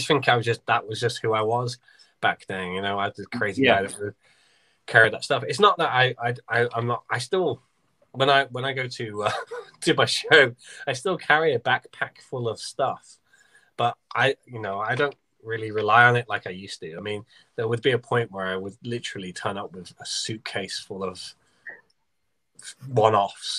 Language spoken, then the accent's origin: English; Southport, North West England, United Kingdom; it happened to be in my hometown